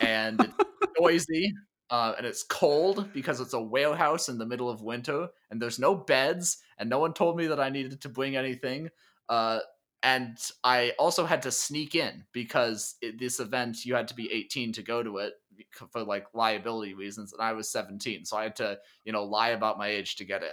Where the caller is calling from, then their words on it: Minneapolis, Minnesota, United States; also born or lived in Grinnell, Iowa; I'm calling in from Minneapolis, uh, which is in Minnesota, kind of northern United States